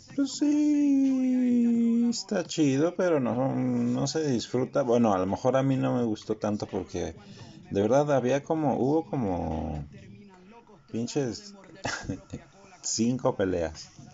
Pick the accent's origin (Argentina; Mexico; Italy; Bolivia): Mexico; nosotros mexicanos